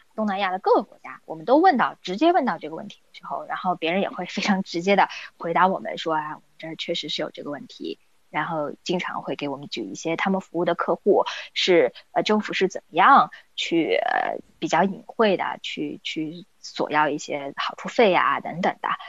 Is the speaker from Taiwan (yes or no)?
no; China; 很多时候我们中国人，但不仅仅是中国人啊